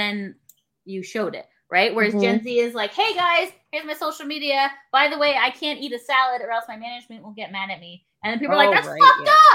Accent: Canada; as a Canadian who has free healthcare

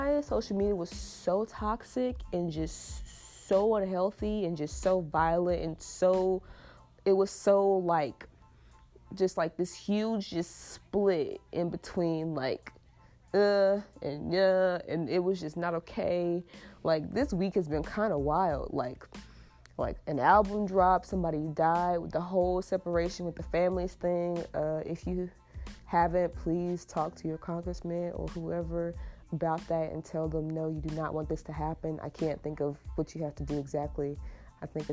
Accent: United States; I have the privilege of being an American-born citizen

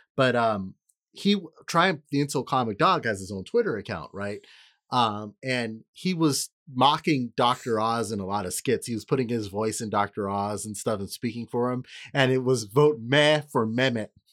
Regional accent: California, United States; I'm saying this as a Californian

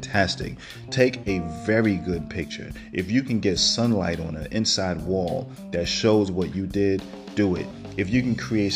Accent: New York City, New York, United States; now in Georgia, United States; I'm from Brooklyn

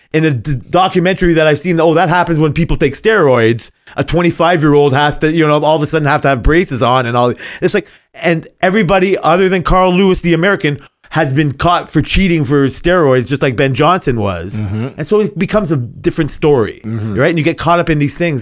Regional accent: Canada; I'm Canadian

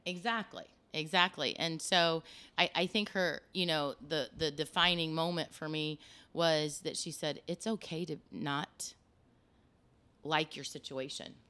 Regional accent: Osgood, Indiana, United States; moved away as an adult; also born or lived in Des Moines, Iowa; I grew up in Osgood, Indiana

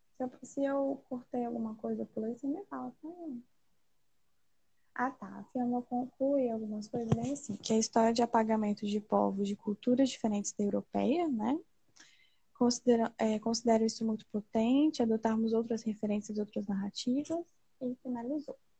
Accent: Linhares, Espírito Santo, Brazil; Eu sou de Linhares, que é uma cidade extremamente conservadora

